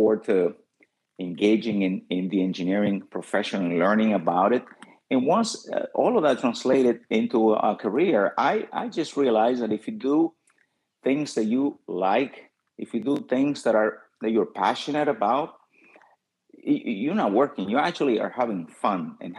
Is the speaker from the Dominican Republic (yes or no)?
yes; Dominican Republic; also born or lived in New York / Miami-Dade County; now in Miami, United States; as a child, I was born in the Dominican Republic